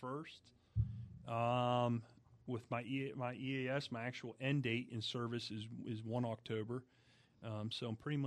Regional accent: United States; now in Florida, United States; I grew up on the Ohio River

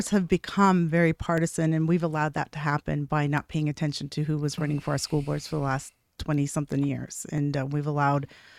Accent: Washington, United States; also born or lived in Nevada; So I spent a lot of time in Washington and in Nevada, and then we moved here about 10 years ago.

